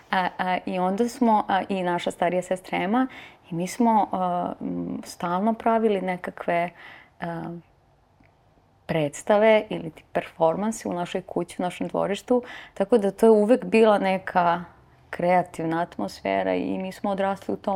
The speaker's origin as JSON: {"language": "Croatian", "town": "Vranje", "region": "Pčinja District", "country": "Serbia", "tie": "born or raised there", "also_born_or_lived": "North Macedonia", "said": "tata mi je E, iz Vranja i mi smo rođeni zapravo u Vranju, ali to je sve to južna"}